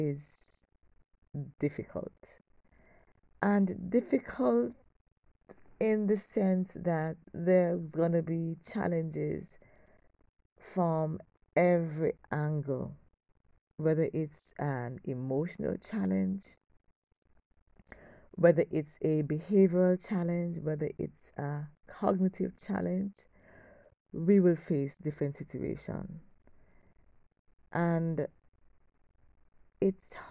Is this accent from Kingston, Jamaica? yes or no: yes; Kingston, Jamaica; I'm from Kingston, Jamaica